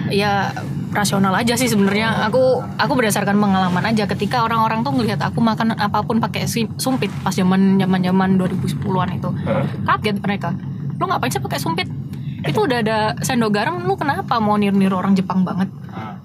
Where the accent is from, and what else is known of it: Surabaya, East Java, Indonesia